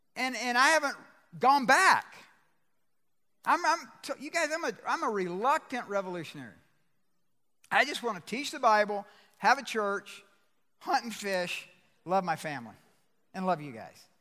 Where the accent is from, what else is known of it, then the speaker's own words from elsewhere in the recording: Georgia, United States; I'm from Georgia